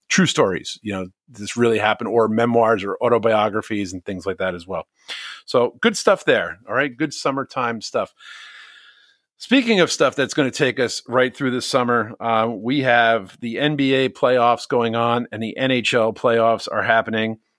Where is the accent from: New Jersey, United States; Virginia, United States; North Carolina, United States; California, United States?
New Jersey, United States; Bloomfield; when I grew up in Bloomfield